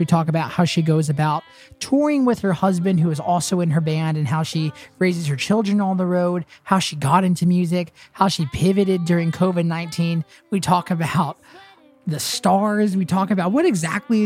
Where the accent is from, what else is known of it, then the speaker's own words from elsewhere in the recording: Nashville, Tennessee, United States; having grown up here in Nashville